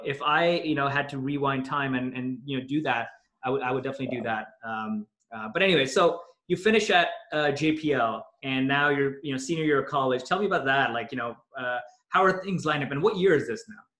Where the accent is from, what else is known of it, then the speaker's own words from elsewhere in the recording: Toronto, Ontario, Canada; moved away as an adult; also born or lived in Pakistan; when I was growing up in Toronto